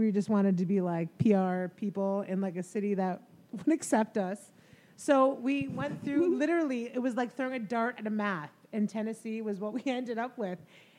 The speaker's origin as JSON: {"language": "English", "country": "Canada", "moved": "yes", "said": "I'm from Canada."}